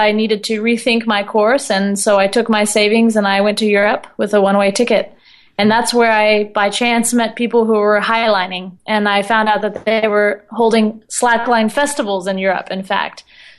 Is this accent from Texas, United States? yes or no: yes; Austin, Texas, United States; I used to go to this park in my hometown of Austin, Texas, and swim and just hang out under the pecan trees.